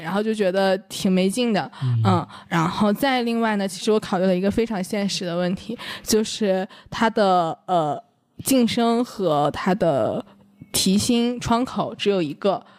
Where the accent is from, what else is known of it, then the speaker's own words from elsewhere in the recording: Northeast China, China; 我是东北人